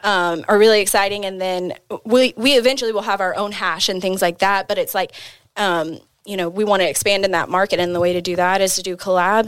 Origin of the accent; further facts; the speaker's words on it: Oklahoma City, Oklahoma, United States; moved away as an adult; also born or lived in Austin, Texas; I'm originally from Oklahoma City. Had just moved back from Austin. I had about an eight-year stint out there.